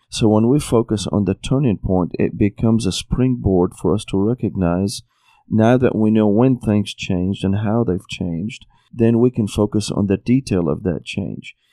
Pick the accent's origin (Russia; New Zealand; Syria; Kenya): Syria; moved away as an adult; also born or lived in Tennessee, United States; now in United States; I was born and raised in Syria